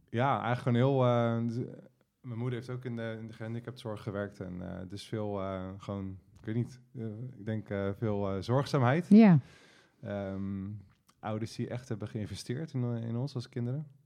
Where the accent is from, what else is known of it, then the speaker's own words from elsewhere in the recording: Delft, South Holland, Netherlands; Ook in Delft.